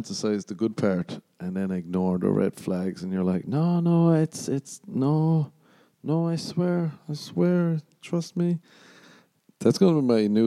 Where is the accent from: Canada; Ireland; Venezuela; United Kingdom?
Ireland; moved away; growing up in Ireland